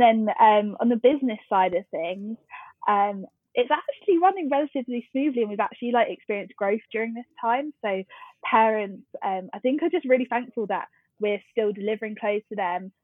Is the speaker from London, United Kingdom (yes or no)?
yes; Twickenham, London, United Kingdom; I grew up in Twickenham, um, which is in southwest London